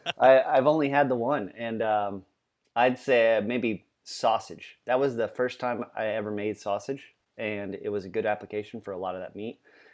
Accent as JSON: {"language": "English", "region": "Louisiana", "country": "United States", "said": "We're both from Louisiana, and there's a whole lot of homage back to that flavor of that Creole cooking."}